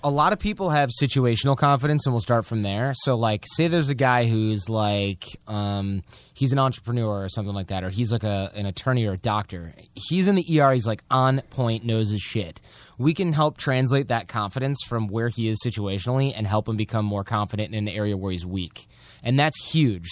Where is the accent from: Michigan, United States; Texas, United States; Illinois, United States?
Michigan, United States; We're basically from Michigan